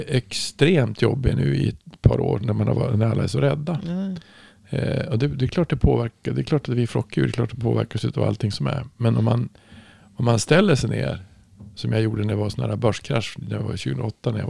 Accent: Germany; Så, så, så jag var ju från

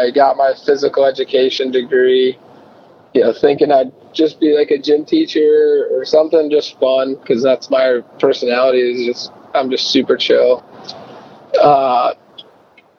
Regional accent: Spencerport, New York, United States; moved away as an adult; I grew up in Spencerport, New York

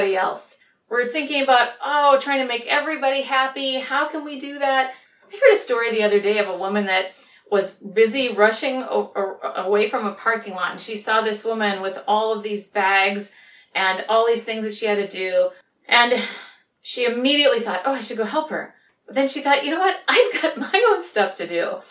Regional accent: Minneapolis, Minnesota, United States; now in San Francisco, United States; I'm originally from Minneapolis, but I grew up, or rather, I now live in San Francisco

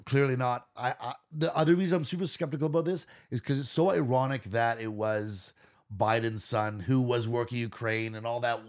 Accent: Canada

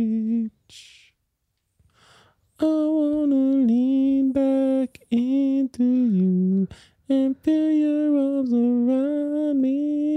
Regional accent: Kuala Lumpur, Federal Territory of Kuala Lumpur, Malaysia; Then we grew up mainly in Kuala Lumpur and I went to an international school there. So kind of my accent is kind of like an amalgamation of influences from all those places.

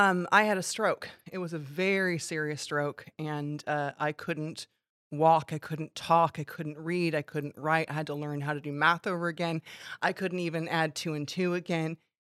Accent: California, United States; also born or lived in Hong Kong; I was born in Hong Kong at a young age. My mom was in Hong Kong as a teacher. My dad was in Hong Kong as a police officer. And then we moved to California.

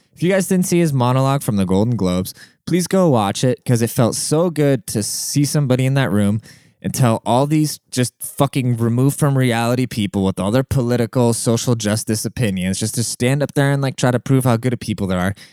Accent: Germany; now in United States; I grew up in Germany

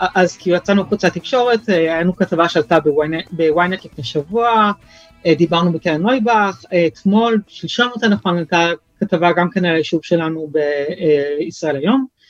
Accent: Jerusalem, Jerusalem District, Israel; also born or lived in France / Bnei Brak; התמקמנו במקור בגילו, בירושלים

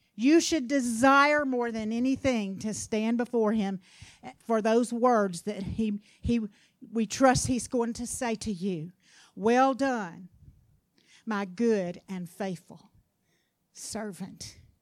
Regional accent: Louisiana, United States; I'm from Louisiana now.

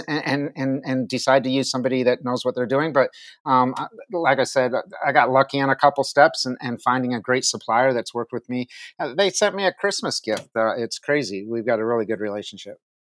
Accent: Minneapolis, Minnesota, United States; moved away as an adult; now in Virginia, United States; born in Minneapolis, raised there, joined the military

